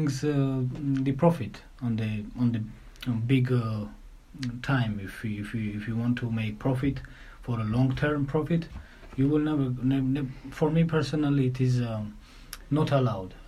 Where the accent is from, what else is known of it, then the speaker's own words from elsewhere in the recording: Tbilisi, Georgia; English is a second language; I'm coming from Republic of Georgia, capital, Tbilisi.